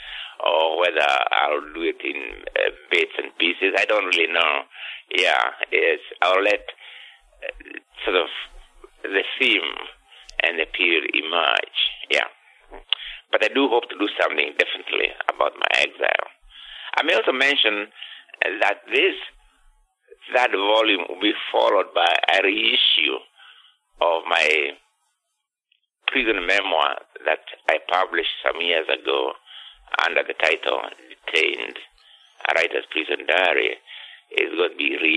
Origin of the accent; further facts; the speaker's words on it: Kenya; moved away; I was born in 1938 in Kenya, which was a settler, a British colonial state